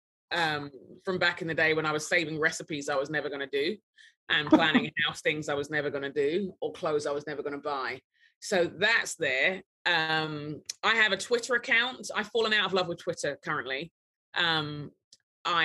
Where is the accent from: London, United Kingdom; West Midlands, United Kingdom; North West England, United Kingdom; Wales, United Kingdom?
London, United Kingdom; now in Minneapolis, United States; I'm a Brit. I'm a Nigerian Brit. I grew up in London.